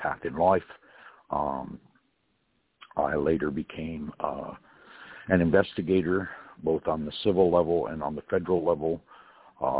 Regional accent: California, United States; I was born in California

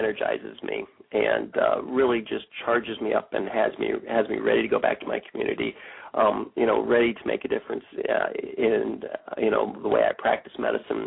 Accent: Bellefontaine, Ohio, United States; I grew up here in Bell Fountain, lived here since I was three

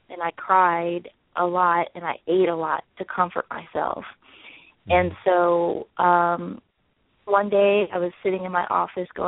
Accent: the South, United States; I'm from the South, and you know I grew up on biscuits and gravy

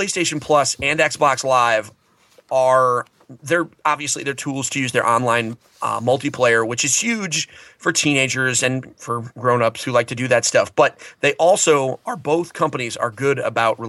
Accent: New England, United States; I'm from New England.

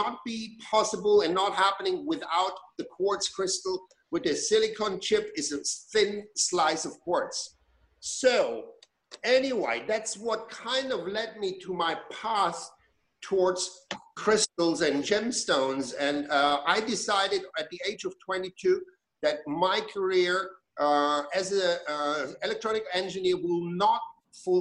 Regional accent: Germany; moved away as an adult; When I grew up in Germany. I was born in Germany. I spent the first 20 years of my life there.

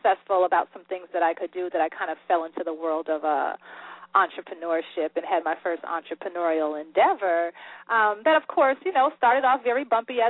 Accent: Springfield, Massachusetts, United States; I'm actually originally from Springfield, Massachusetts

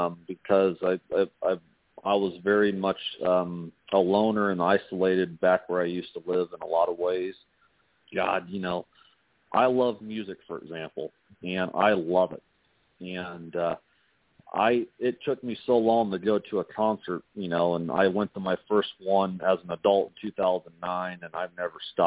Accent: Indiana, United States; moved away as an adult; also born or lived in Nevada; now in Las Vegas, United States; I was born and raised in Indiana, and I'm proud to be a Hoosier.

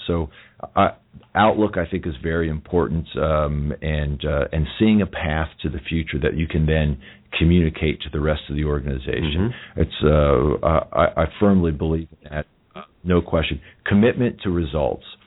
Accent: United States; I'm an American

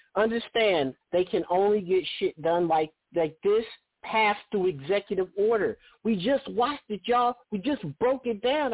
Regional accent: Oakland, California, United States; my hometown of Oakland

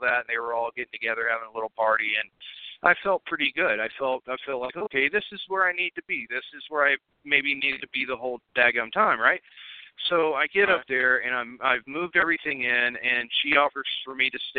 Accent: Chattanooga, Tennessee, United States; moved away as an adult; also born or lived in Portland, Oregon; I'm originally from Chattanooga, Tennessee

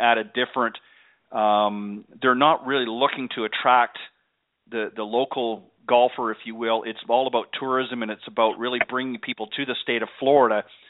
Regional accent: Canada; moved away; I'm originally from Canada

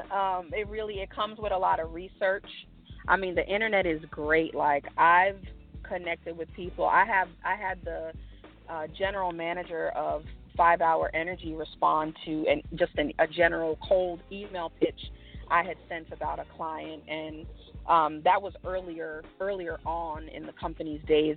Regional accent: New York City, New York, United States; now in Houston, United States; that's home, born and raised in the Bronx

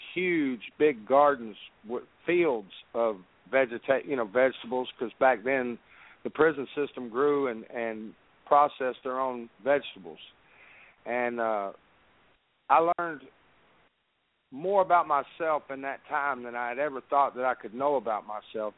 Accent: Dallas, Texas, United States; I grew up in Dallas, uh, which was uh, Dallas, Texas, and the part of Dallas that I grew up in was called Grove

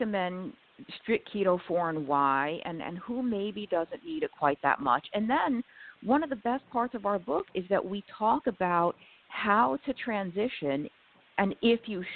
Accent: New York, United States; I was born and raised in New York

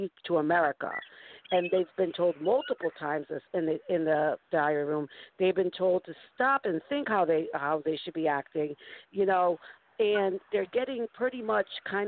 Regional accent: East Coast, United States; accent: East Coast

